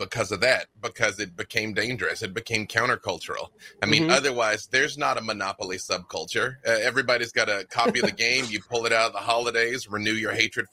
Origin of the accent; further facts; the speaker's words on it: Little Rock, Arkansas, United States; I'm from Little Rock, Arkansas. I'm from the South.